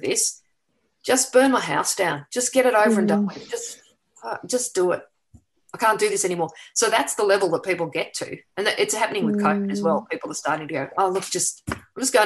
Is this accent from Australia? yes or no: yes; Melbourne, Victoria, Australia; moved away; I'm from Melbourne originally.